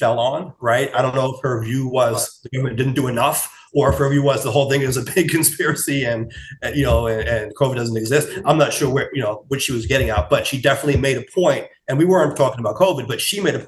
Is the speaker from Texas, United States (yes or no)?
no; New York, United States; accent: New York; my New York accent